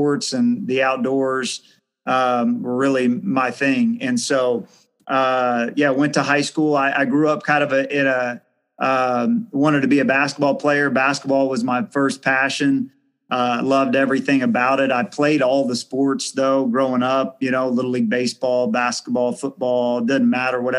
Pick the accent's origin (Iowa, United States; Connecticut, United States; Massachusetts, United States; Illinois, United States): Illinois, United States; Du Quoin; also born or lived in Carbondale, Illinois; I grew up in a small town, DuCoyne, Illinois, which is in here in Southern Illinois